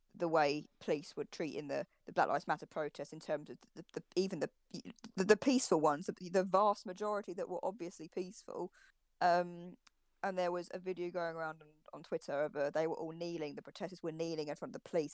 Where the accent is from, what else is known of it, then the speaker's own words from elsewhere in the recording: United Kingdom; we're all British here, but I've never been to America